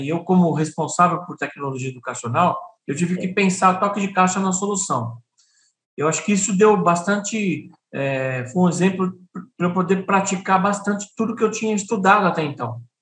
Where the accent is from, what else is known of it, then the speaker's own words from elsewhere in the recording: São Paulo, Brazil; moved away as an adult; now in Piauí, Brazil; Eu sou de São Paulo